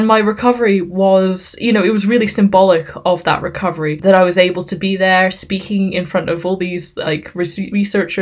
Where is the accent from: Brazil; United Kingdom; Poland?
United Kingdom; I am British, but I'm also half Thai.